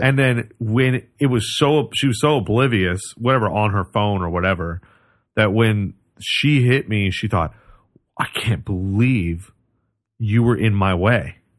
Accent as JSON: {"language": "English", "region": "Oregon", "country": "United States", "tie": "born or raised there", "said": "I grew up in Oregon"}